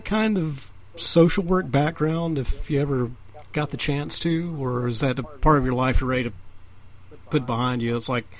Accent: hometown served by WJHL, Tennessee, United States; now in Knoxville, United States; I went to work for my hometown TV station that I grew up with, Channel 11, WJHL

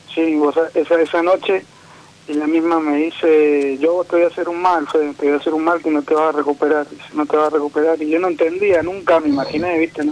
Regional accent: Mendoza, Argentina; De Mendoza

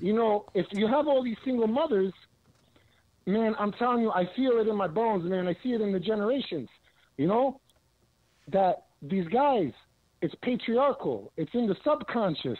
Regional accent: New York City, New York, United States; I grew up in the Bronx

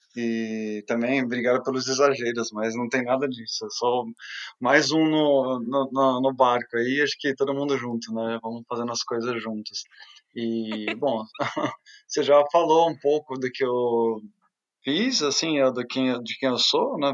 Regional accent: Brazil; moved away as an adult; also born or lived in China; now in Vienna, Austria

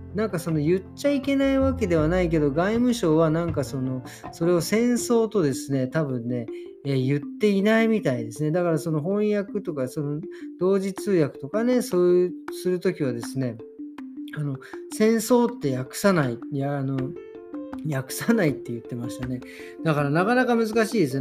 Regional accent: Japan; now in Germany; 僕らみたいに日本人だろうが

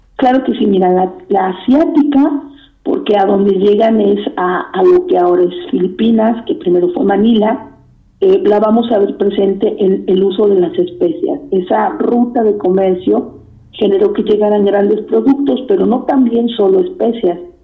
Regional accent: Puebla, Mexico; los que somos poblanos de la ciudad

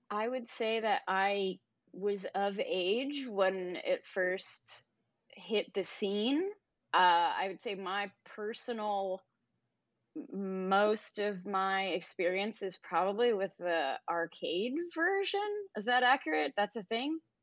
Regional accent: New Jersey, United States; my, uh, apartment complex that I grew up in in New Jersey

